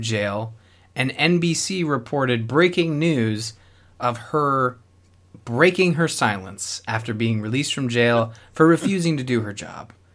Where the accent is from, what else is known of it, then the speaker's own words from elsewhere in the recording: Canada; I'm Canadian